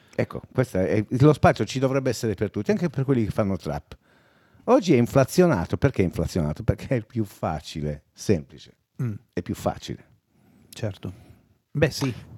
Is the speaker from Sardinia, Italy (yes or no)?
yes; Sardinia, Italy; accent: Sardinian; io non ho scelto di avere l'accento sardo, è semplicemente che tutti quelli che mi parlavano avevano l'accento sardo, per cui emulando quel suono lì mi è venuto l'accento sardo anche a me.